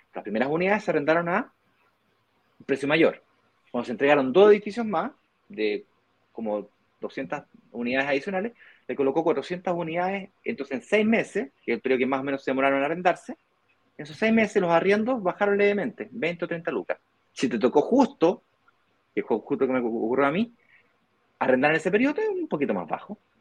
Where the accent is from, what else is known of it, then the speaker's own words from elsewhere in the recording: Santiago, Santiago Metropolitan Region, Chile; Yo nací en la clínica Las Lilas, de ahí vivimos en Reina, Colón, fui al colegio SEC, aquí nomás